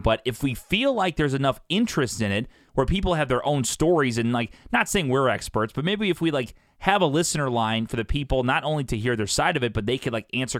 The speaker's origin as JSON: {"language": "English", "town": "Columbia", "region": "Illinois", "country": "United States", "tie": "born or raised there", "moved": "as an adult", "lives_now": "St. Louis, United States", "said": "I went to my hometown, Columbia, Illinois, the day before Thanksgiving."}